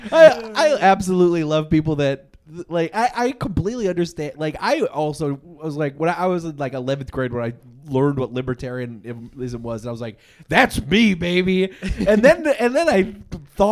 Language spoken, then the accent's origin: English; Muskegon, Michigan, United States; I grew up in Muskegon.